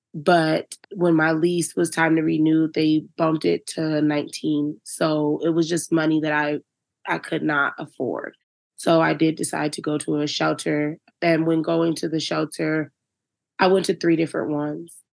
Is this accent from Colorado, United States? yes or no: no; Virginia, United States; now in Denver, United States; I'm from Virginia.